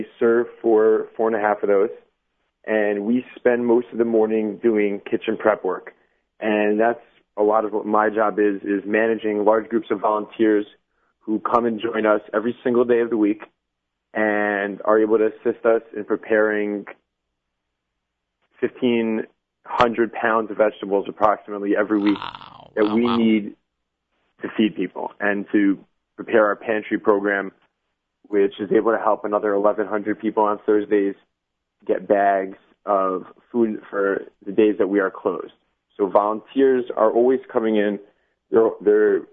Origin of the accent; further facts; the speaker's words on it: New York City, New York, United States; I'm from Brooklyn. I've been living here for around 11 years